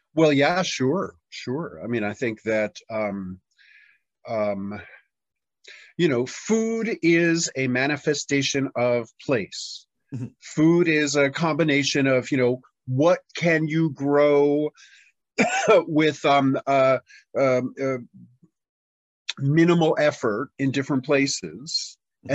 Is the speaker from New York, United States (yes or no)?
yes; New York City, New York, United States; moved away as an adult; now in Tennessee, United States; in 1993 I moved from my hometown of New York City to rural Tennessee